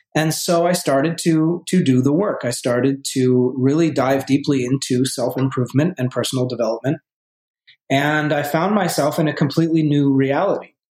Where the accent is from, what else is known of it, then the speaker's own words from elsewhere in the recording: Vermont, United States; moved away as an adult; also born or lived in New York City; I grew up originally in Vermont, in a in a small town, two thousand people uh, in Vermont